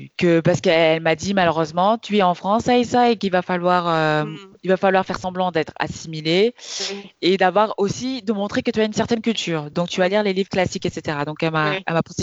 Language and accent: French; Kaolack, Senegal; où je viens, de Kaolac